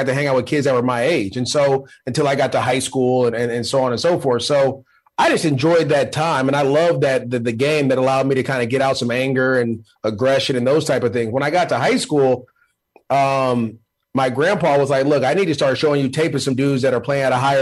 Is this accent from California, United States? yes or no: yes; Antioch, California, United States; also born or lived in Richmond, California; I'm from the East Bay. I grew up in Richmond and Antioch.